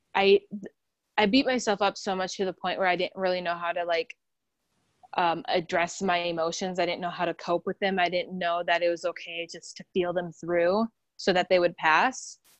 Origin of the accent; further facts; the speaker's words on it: South Dakota, United States; moved away as an adult; also born or lived in Minnesota; now in Los Angeles, United States; I'm from South Dakota